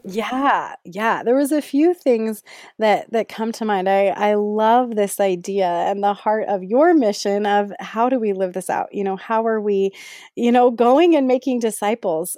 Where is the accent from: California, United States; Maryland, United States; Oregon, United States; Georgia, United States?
California, United States; Bay Area; moved away as an adult; also born or lived in Ohio / Pittsburgh, Pennsylvania; now in Las Vegas, United States; I grew up in the Bay Area in California, and now I live with my family in Las Vegas, Nevada